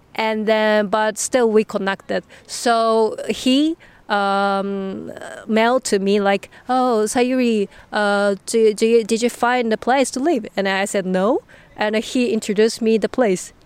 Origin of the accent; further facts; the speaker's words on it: Nagasaki, Japan; English is a second language; moved away as an adult; now in The Hague, Netherlands; I came from Nagasaki in Japan.